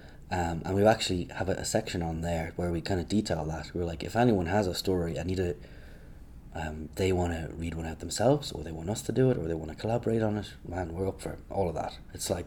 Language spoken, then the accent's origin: English; Ireland